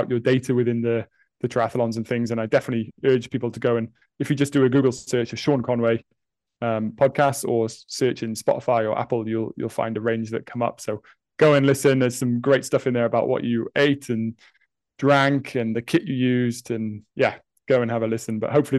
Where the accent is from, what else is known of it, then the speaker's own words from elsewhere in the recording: Wales, United Kingdom; And you live in Wales and I'm from Pembrokeshire, South Wales.